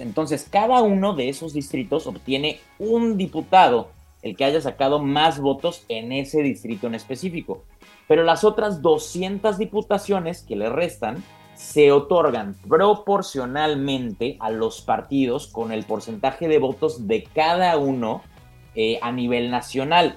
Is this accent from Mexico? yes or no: yes; Mexico; los mexicanos